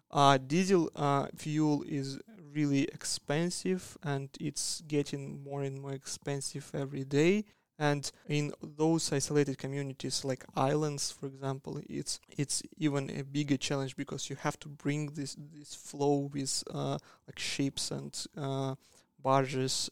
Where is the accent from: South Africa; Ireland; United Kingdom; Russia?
Russia; Siberia; moved away as an adult; also born or lived in Magdeburg, Germany; now in Australia; I'm from Siberia. That's a, a cold place that's in the middle of Russia